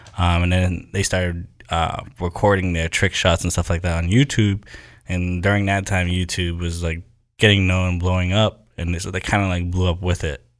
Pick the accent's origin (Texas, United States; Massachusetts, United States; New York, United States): Massachusetts, United States; Haverhill; my hometown, Haverhill, where I grew up.